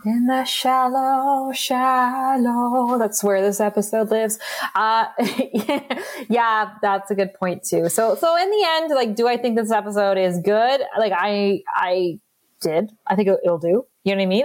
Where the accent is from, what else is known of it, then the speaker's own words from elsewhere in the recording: Northern Ontario, Canada; we are from Canada and these are the true stories coming from our part of the country, which is Northern Ontario